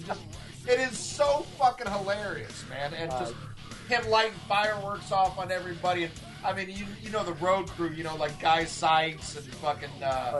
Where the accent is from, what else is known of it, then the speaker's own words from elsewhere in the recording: the South, United States; You know, we're from the South, you know, fuck you, we're metal, and, you know, we're not going to change.